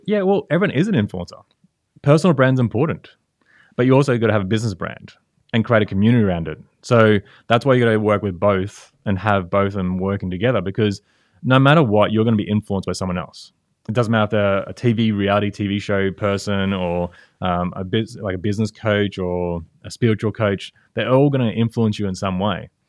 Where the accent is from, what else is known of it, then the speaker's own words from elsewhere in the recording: Brisbane, Queensland, Australia; Brisbane, Australia